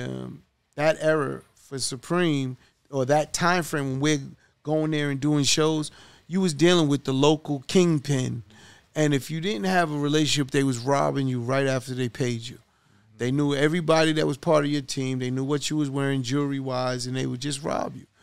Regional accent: New York City, New York, United States; we grew up in Hollis, Queens

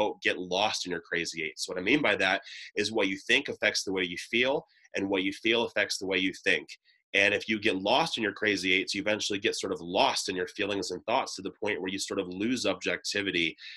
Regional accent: Ohio, United States; moved away; back in my home state of Ohio

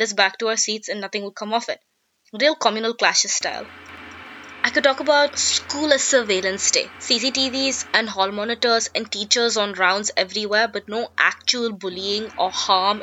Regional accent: Delhi, India; first language English; also born or lived in Vellore, Tamil Nadu, India; When I moved to Delhi at age 6, when my dad got transferred there

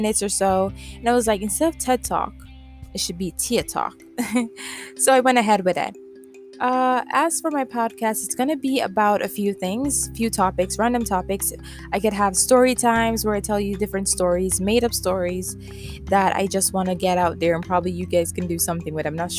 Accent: Jamaica; accent: Jamaican Creole; I am from the island, the sweet island, Jamaica, a small island

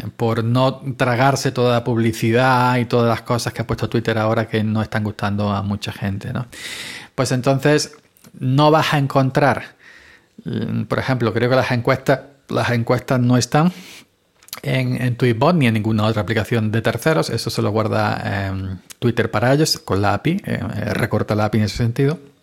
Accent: Granada, Andalusia, Spain; moved away; yo soy granaíno, ya sabéis. Así que desde aquí un abrazo, aunque no vivo en Granada, pero soy granadino

